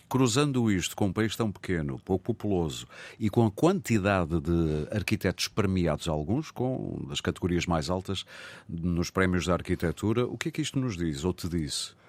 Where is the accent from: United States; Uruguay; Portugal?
Portugal; Porto, Norte; onde eu mergulhei muitas vezes em miúdo, porque eu sou do Porto